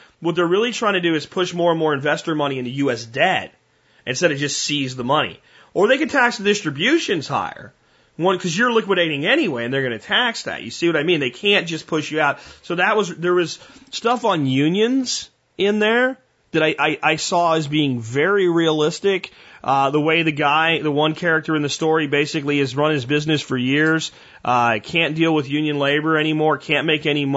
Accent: Texas, United States; as a Texan

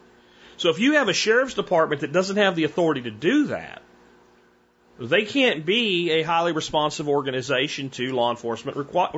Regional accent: Pennsylvania, United States; moved away; I grew up in Pennsylvania

